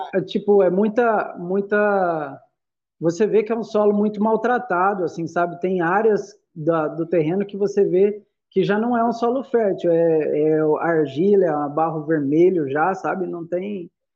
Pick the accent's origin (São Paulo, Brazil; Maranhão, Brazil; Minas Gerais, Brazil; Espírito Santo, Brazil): São Paulo, Brazil; interior of; moved away as an adult; also born or lived in Salvador, Bahia; now in Goiás, Brazil; eu sou de São Paulo, né? Sou do interior de São Paulo